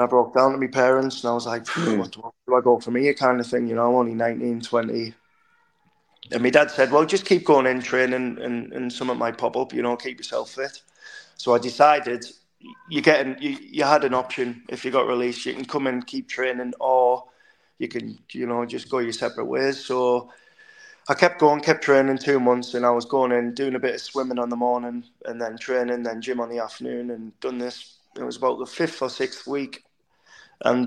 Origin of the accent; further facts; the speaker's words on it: Hartlepool, North East England, United Kingdom; moved away as an adult; go to my hometown club